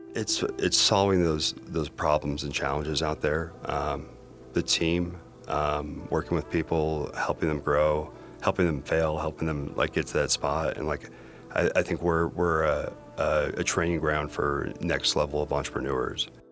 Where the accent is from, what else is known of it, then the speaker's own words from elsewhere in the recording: Broomfield, Colorado, United States; also born or lived in United Kingdom / Washington, D.C.; I grew up in Broomfield, Colorado.